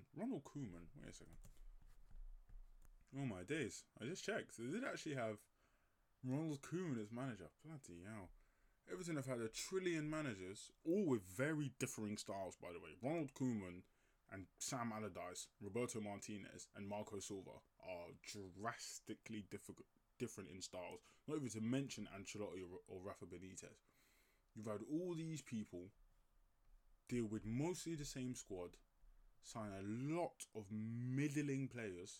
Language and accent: English; Nigeria; as a Nigerian myself